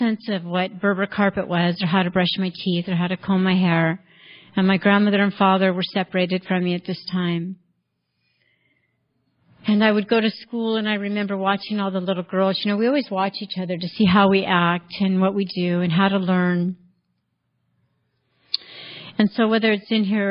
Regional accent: Richmond, California, United States; now in Mariposa, United States; I was born in 1960 in Richmond, California, 23rd Street, gang territory. It was just a wonderful place

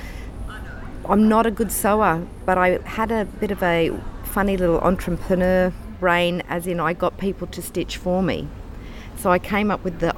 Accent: Kempsey, New South Wales, Australia; moved away; also born or lived in Brisbane, Queensland / Peregian Beach, Queensland; I was born and bred in New South Wales in Kempsey, the town of …. I'm very country.

